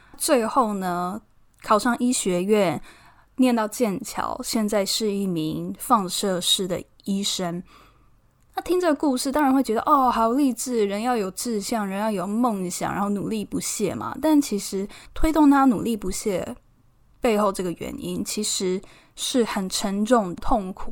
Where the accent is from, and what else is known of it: Taiwan; moved away as an adult; also born or lived in Edinburgh, United Kingdom; now in United Kingdom